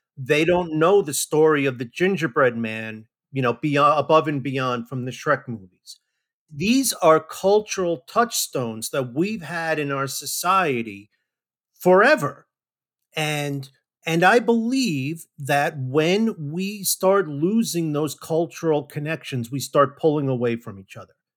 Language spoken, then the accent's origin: English; New Jersey, United States; now in Georgia, United States; I grew up in New Jersey